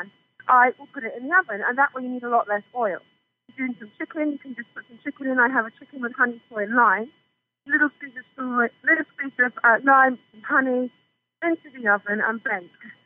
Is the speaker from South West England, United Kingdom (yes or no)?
yes; the Cotswolds, South West England, United Kingdom; I'm from the Cotswolds, so I know that area very well